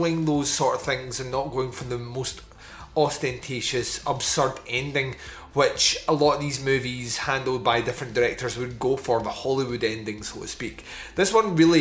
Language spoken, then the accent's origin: English; Scotland, United Kingdom; I'm Scottish